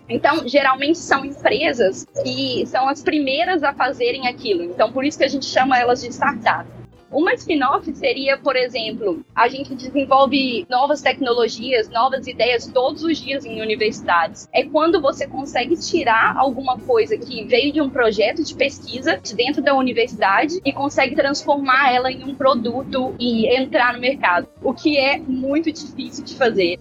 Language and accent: Portuguese; Belo Horizonte, Minas Gerais, Brazil; moved away as an adult; now in London, United Kingdom; Eu sou médica formada pela UFMG, sou de Belo Horizonte, nunca tinha saído do Brasil antes do Ciência Sem Fronteiras